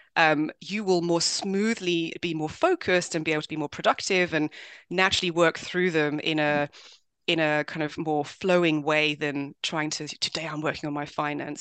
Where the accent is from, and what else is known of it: London, United Kingdom; born or raised there; also born or lived in Swaziland / South Africa